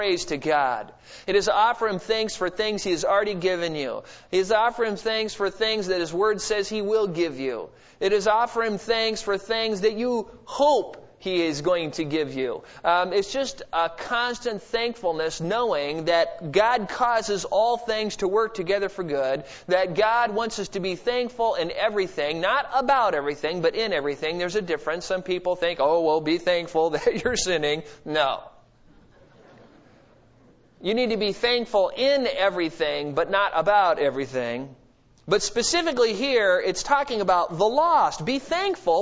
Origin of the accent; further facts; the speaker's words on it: United States; I'm an American